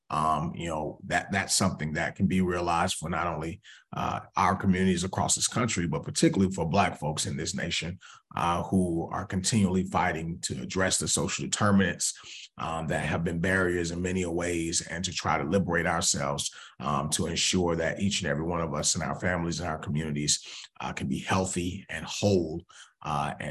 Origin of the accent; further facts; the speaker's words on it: Atlanta, Georgia, United States; now in Boston, United States; I'm originally from Atlanta, Georgia, born and raised